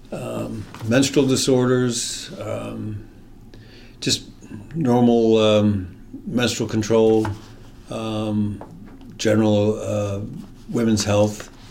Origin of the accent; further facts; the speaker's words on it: District of Columbia, United States; I grew up in the military, so we were all over the country. My dad was in the Air Force and spent most of our time in the D.C. area uh, in high school and all that.